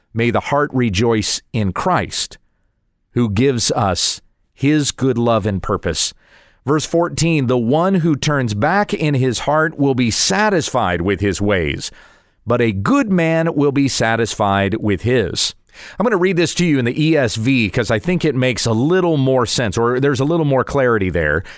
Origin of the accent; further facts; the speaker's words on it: United States; I am an American, so I live in an American context